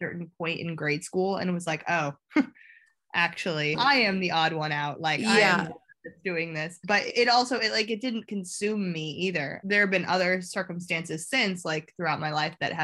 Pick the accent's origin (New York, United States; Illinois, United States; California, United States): Illinois, United States; a small town outside of Chicago; moved away as an adult; now in London, United Kingdom; I'm from a small town outside of Chicago.